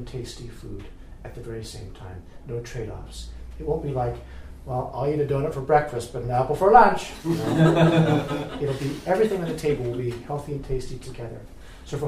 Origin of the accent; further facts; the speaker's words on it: the West, United States; moved away; I grew up in the West, I grew up loving cows